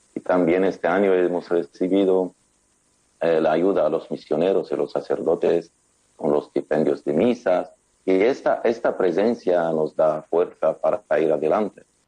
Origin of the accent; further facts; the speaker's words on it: Lebanon; en mi país